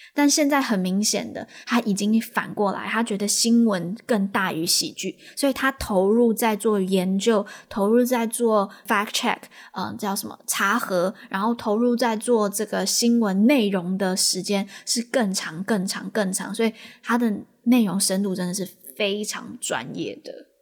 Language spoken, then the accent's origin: Chinese; Taiwan; 不然你觉得我们台湾人要怎么去面对这个事情？